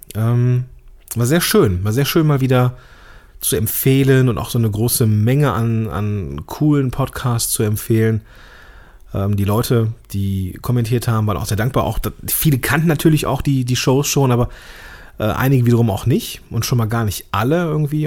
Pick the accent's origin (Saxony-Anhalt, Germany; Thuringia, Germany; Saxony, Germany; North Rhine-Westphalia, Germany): North Rhine-Westphalia, Germany; Langenfeld; Ich komme hier aus Langfeld